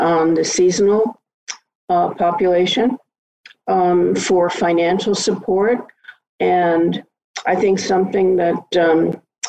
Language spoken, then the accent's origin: English; New York City, New York, United States; moved away as an adult; now in Nantucket, United States; I was born and raised and lived in New York City for my entire life